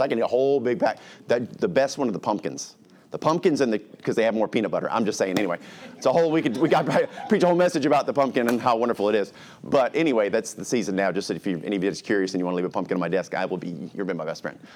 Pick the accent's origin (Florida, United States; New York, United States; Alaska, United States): Alaska, United States; When I was little, we grew up in Alaska